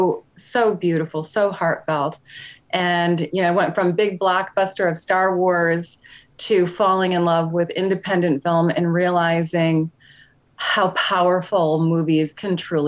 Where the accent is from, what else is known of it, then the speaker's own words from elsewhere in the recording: Jamestown, New York, United States; I grew up in Podunk, New York